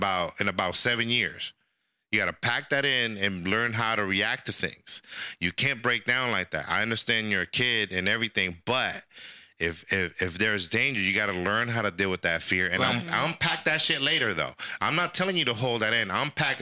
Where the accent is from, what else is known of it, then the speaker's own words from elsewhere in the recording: El Salvador; moved away; I'm from El Salvador